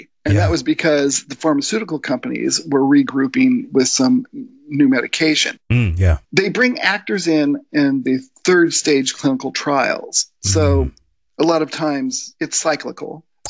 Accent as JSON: {"language": "English", "country": "Spain", "tie": "born or raised there", "also_born_or_lived": "United States / Germany", "said": "Well, I lived in Germany for 5 years. I grew up in Spain."}